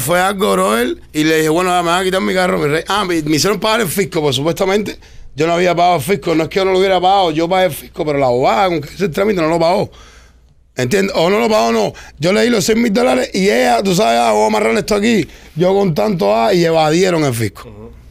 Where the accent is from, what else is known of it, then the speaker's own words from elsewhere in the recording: Cuba; yo soy cubano